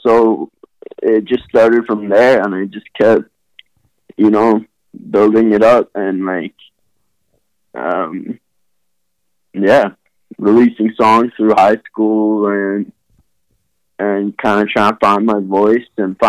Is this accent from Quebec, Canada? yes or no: yes; Montreal, Quebec, Canada; also born or lived in Burlington, Vermont; So I was born in Vermont, Burlington, Vermont. Just through my dad's work and stuff, I moved to Montreal. So I also grew up in Montreal